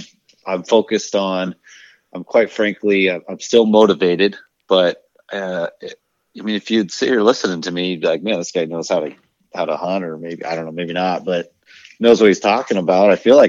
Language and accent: English; Paxton, Nebraska, United States; But I'm from Paxton.